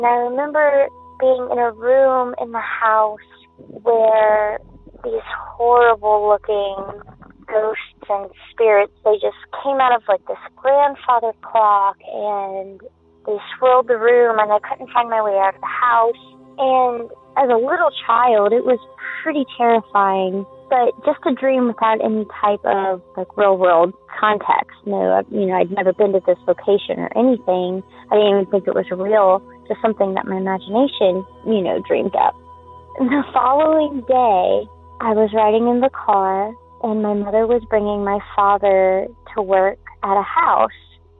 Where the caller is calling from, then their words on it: Gulf Coast, United States; I'm calling from the Gulf Coast to tell a story about a dream premonition I had when I was little.